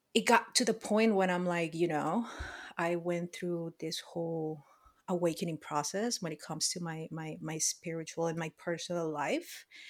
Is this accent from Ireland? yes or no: no; Peru; moved away as an adult; now in Los Angeles, United States; born and raised in Peru